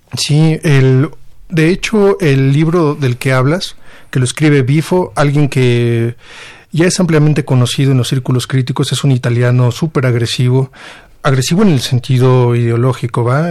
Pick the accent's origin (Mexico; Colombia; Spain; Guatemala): Mexico; como editor mexicano